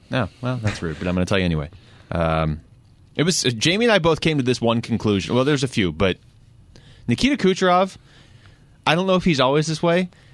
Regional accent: Seattle, Washington, United States; growing up in Seattle

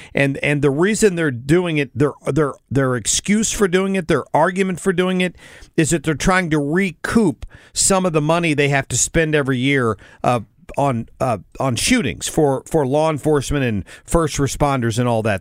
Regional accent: United States; I'm an American.

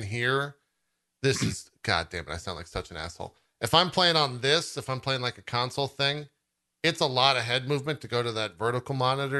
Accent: United States; As an American

